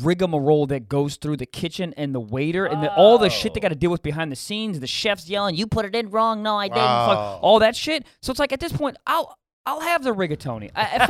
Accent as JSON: {"language": "English", "town": "Silver Spring", "region": "Maryland", "country": "United States", "tie": "born or raised there", "said": "I grew up in Silver Spring, Maryland."}